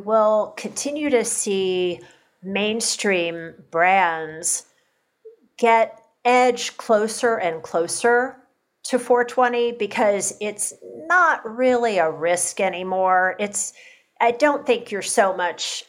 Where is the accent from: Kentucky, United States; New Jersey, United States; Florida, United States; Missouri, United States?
Kentucky, United States; my home state of Kentucky